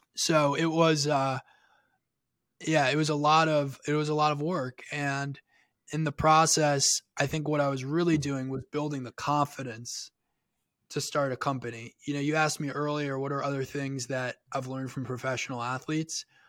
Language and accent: English; Long Island, New York, United States; I grew up on the north shore of Long Island